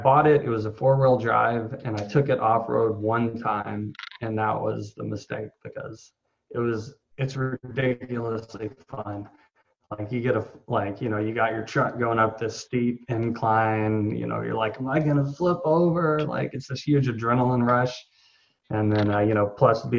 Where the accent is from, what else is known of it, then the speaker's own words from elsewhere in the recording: Texas, United States; I grew up in Texas